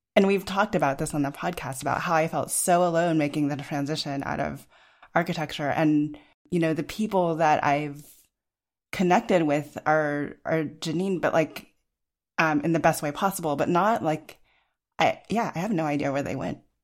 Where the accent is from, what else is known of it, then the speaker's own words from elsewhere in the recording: Los Alamos, New Mexico, United States; I grew up in Los Alamos, New Mexico